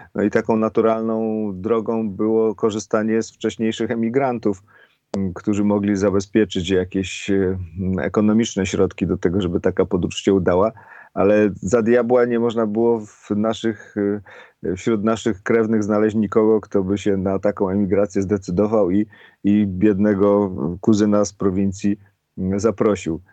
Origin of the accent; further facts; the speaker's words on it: a village near Cieszyn, between Bielsko and Cieszyn, Silesian Voivodeship, Poland; accent: Cieszyn Silesian dialect; moved away; ja byłem, wiesz, niedaleko Cieszyna, między Bielskiem a Cieszynem